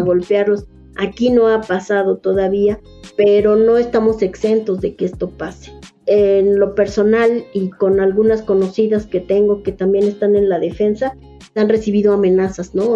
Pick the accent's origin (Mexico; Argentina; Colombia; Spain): Mexico; Mexico City; yo soy originaria de Milpalta, soy hija de comunero y pues desde que era niña he estado viviendo los procesos de defensa de la comunidad